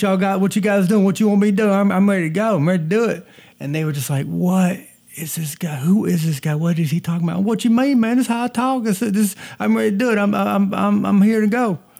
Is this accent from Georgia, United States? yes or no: yes; Georgia, United States; now in Boston, United States; I was born and raised in the South. So, quick story about that. When I moved from the South to Boston, I moved from North Georgia, where they filmed Deliverance